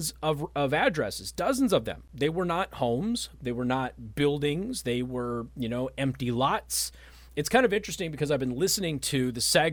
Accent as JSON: {"language": "English", "region": "Nevada", "country": "United States", "tie": "born or raised there", "moved": "yes", "lives_now": "Michiana, United States", "said": "my home state of Nevada"}